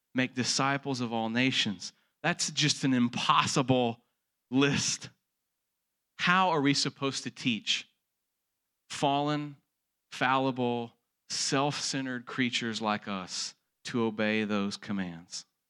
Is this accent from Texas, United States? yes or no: yes; Texas, United States; born and raised in Texas, like I was